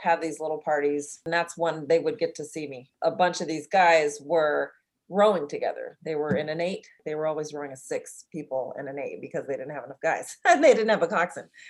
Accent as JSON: {"language": "English", "town": "Oakland", "region": "California", "country": "United States", "tie": "born or raised there", "said": "I'm from California, from the ghetto of Berkeley, Oakland area"}